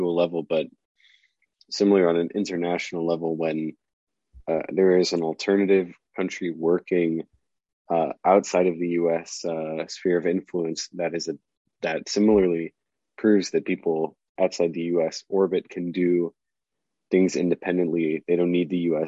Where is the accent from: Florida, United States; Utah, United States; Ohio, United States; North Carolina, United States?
Florida, United States; South; moved away; I grew up in South Florida